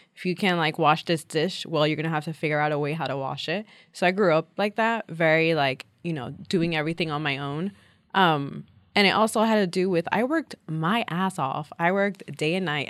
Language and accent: English; New York City, New York, United States; I'm a New Yorker, born and bred.